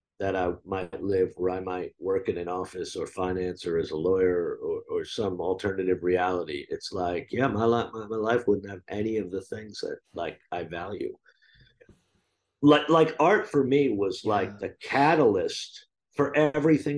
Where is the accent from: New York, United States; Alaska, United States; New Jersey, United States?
New Jersey, United States; moved away; I grew up in New Jersey, and like there are certain things about me that are just super fucking New Jersey